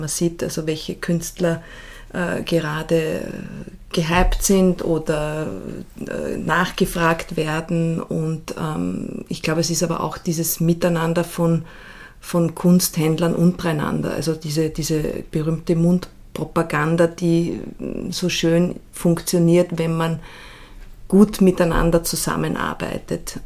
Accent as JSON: {"language": "German", "region": "Salzburg", "country": "Austria", "tie": "born or raised there", "said": "ich bin ja in Salzburg aufgewachsen und dort in die Schule gegangen"}